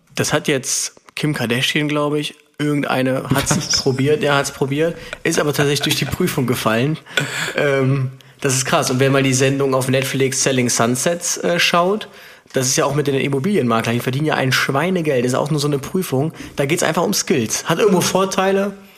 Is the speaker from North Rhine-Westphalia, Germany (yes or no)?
yes; Aachen, North Rhine-Westphalia, Germany; now in Cologne, Germany; ich bin ja aus Aachen, ist fünfzig Kilometer entfernt